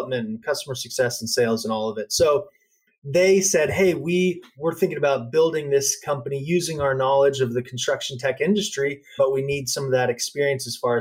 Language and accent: English; Dallas, Texas, United States; now in California, United States; I grew up in Dallas